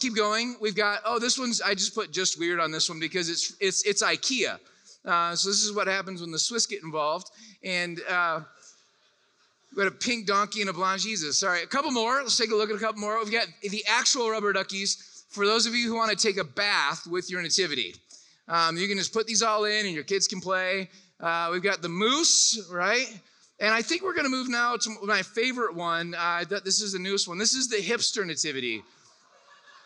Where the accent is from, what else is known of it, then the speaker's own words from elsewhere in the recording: Orlando, Florida, United States; I'm from Orlando, Florida